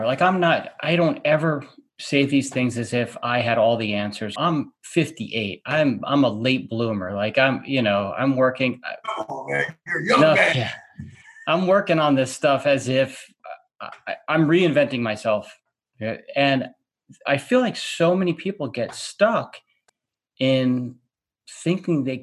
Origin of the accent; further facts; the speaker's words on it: New York, United States; moved away; I grew up on the East Coast, so I'm from New York originally.